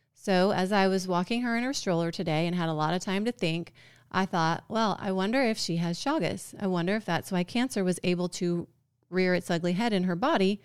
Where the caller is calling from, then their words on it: Georgia, United States; I'm calling from Georgia.